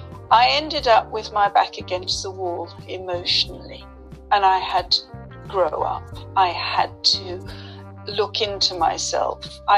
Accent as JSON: {"language": "English", "region": "London", "country": "United Kingdom", "tie": "born or raised there", "said": "In London."}